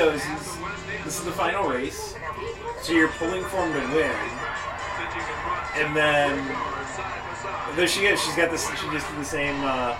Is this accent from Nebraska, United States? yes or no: yes; Grand Island, Nebraska, United States; moved away; where I grew up in Grand Island